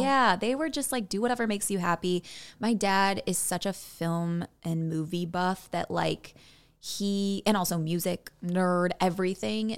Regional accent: Buffalo Grove, Illinois, United States; moved away as an adult; now in Los Angeles, United States; I'm from Buffalo Grove, Illinois, uh, home of the cornfields

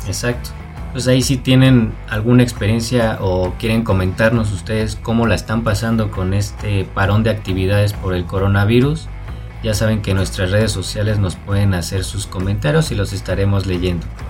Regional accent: Mexico; como buen mexicano

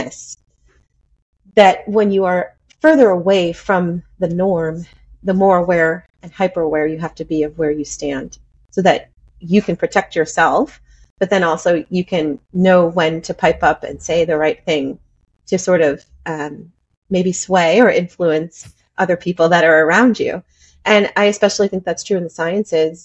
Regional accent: United States; moved away as an adult; now in Panama; I'm from the United States

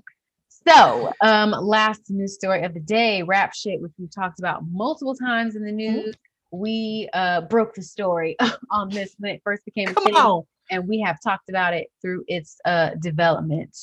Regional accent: Florida, United States; I'm from Florida

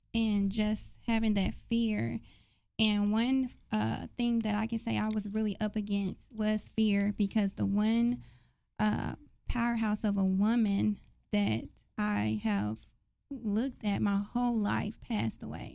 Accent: Dallas, Texas, United States; I grew up in South Dallas, right off uh, Hatcher and Fraser Court projects

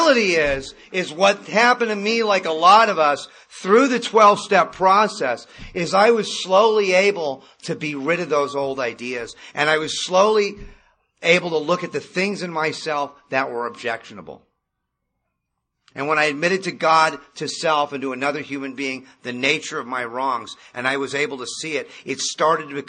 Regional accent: Malibu, California, United States; I grew up in Malibu

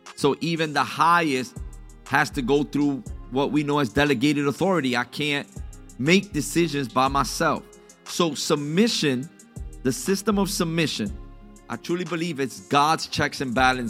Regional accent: New York, United States; I'm Puerto Rican. My mom was born in Puerto Rico. I was born in New York

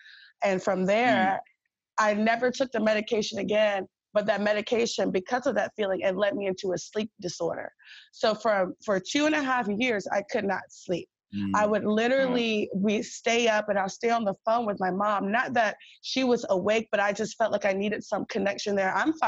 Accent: Virginia Beach, Virginia, United States; I'm from Virginia too. I'm from Virginia Beach.

